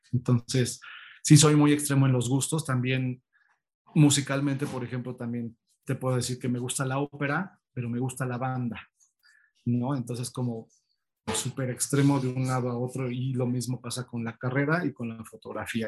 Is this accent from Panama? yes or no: no; State of Mexico, Mexico; now in Mexico City, Mexico; mis papás decidieron irse al Estado de México y ahí fue donde llevé toda mi, vida estudiantil